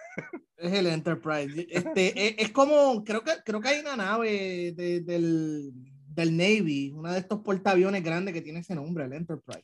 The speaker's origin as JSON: {"language": "Spanish", "country": "Puerto Rico", "said": "los puertorriqueños tenemos en común con, con el resto de Latinoamérica"}